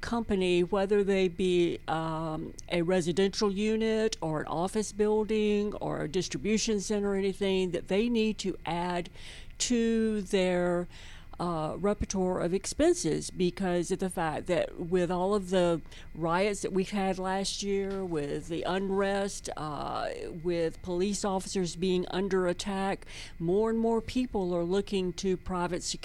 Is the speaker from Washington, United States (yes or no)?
no; Atlanta, Georgia, United States; I am a native Atlantan, and I went to school here in Atlanta